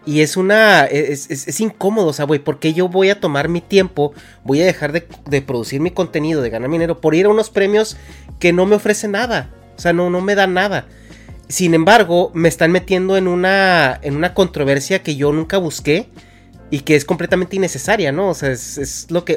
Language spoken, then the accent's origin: Spanish; Mexico; moved away as an adult; now in California, United States; yo me salí de México en el 2011